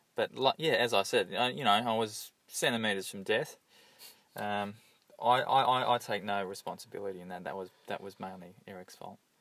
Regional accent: Hawthorn, Victoria, Australia; I grew up in Hawthorn, and uh, it was generally a pretty uh, enjoyable childhood

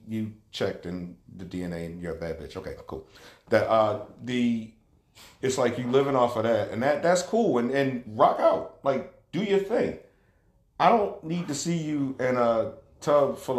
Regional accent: Cleveland, Ohio, United States; I'm from Cleveland.

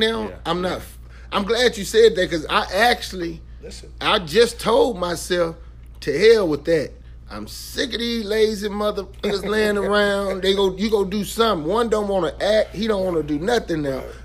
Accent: Blytheville, Arkansas, United States; I'm from Blyville.

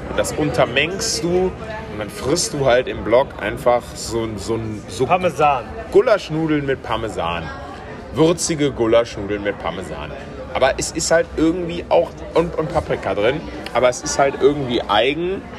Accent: West Germany, Germany; aber irgendwie ist es als Deutscher als Westdeutscher ja schon auch immer noch ausgefallen

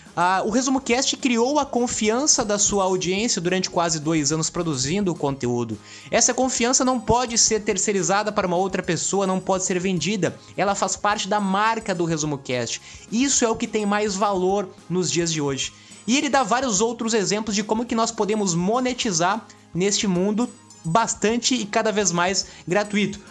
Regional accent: São Paulo, Brazil; sou de São Paulo

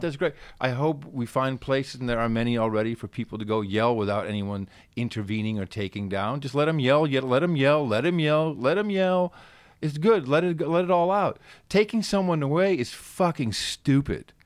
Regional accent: Amsterdam, North Holland, Netherlands; now in Austin, United States; I grew up in Amsterdam

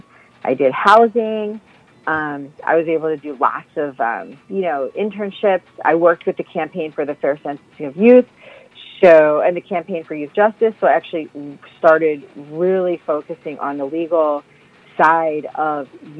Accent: New Jersey, United States; moved away as an adult; also born or lived in San Jose, California / Washington, D.C.; I'm from Jersey. I actually grew up in South Jersey.

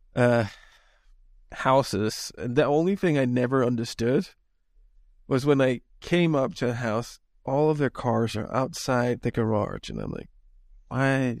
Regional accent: Denmark; now in United States; I'm from Europe. I'm originally from Denmark.

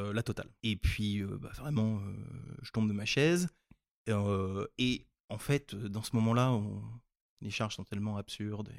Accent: France; also born or lived in Nigeria; quand on est français

